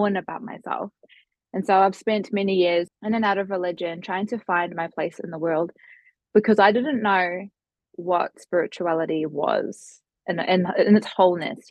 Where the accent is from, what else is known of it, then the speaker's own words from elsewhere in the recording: New Zealand; I hail from New Zealand, so probably on the other side of the world to most of the listeners here currently.